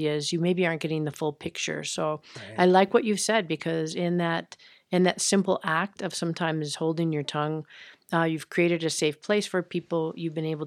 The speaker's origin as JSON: {"language": "English", "region": "Minnesota", "country": "United States", "said": "I'm from Minnesota"}